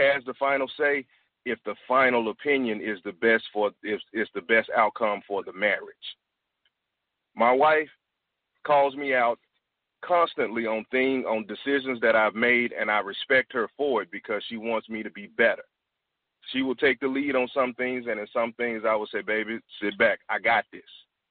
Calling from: Washington, District of Columbia, United States; I'm calling from Washington, D.C., the Washington, D.C. area.

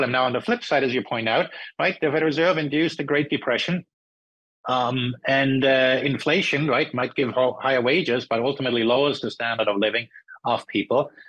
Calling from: California, United States; Or I'm speaking from California, and the um, the, the, local um, California government wants to introduce a, a price gouging tax.

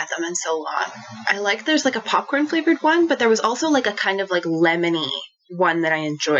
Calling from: Jasper, Alberta, Canada; So I'm recording from Jasper, Alberta. So Jasper is the town of Jasper within Jasper National Park in Alberta, Canada. So right in the middle of the Rocky Mountains.

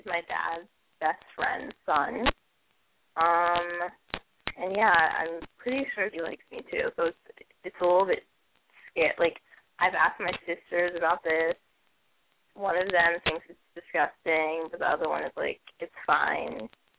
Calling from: Brooklyn, New York, United States; Okay, this is … I'm calling from Brooklyn.

